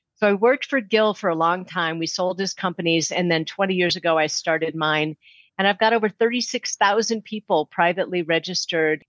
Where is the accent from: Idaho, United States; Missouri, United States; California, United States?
Missouri, United States; St. Louis; moved away; I grew up in St. Louis, so I moved back there